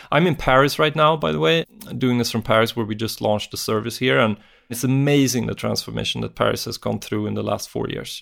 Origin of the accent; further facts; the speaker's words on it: Sweden; I'm from Sweden